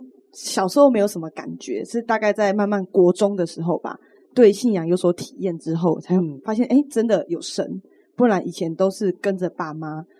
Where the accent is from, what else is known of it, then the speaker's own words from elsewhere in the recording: Chiayi, Taiwan; moved away as an adult; now in Tainan, Taiwan; 我是嘉义人，然后我是因为来台南念书，所以才住在这边，租房子在外面。